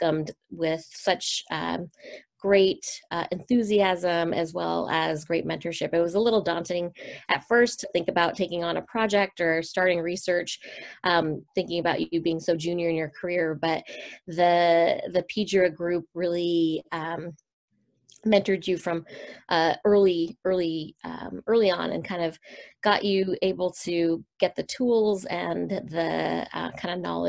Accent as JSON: {"language": "English", "town": "Seattle", "region": "Washington", "country": "United States", "tie": "born or raised there", "also_born_or_lived": "San Francisco", "said": "I was born and raised in Seattle, Washington"}